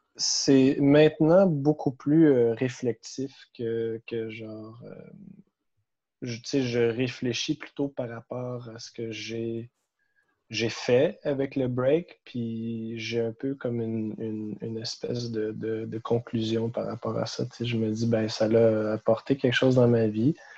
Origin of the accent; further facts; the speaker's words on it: Gatineau, Quebec, Canada; moved away as an adult; now in Montreal, Canada; je suis de Gatineau